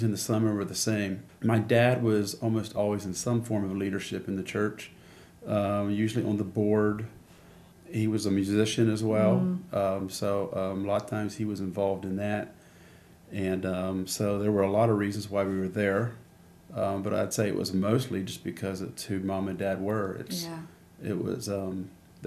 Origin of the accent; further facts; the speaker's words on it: York County, Pennsylvania, United States; I grew up in York County, Pennsylvania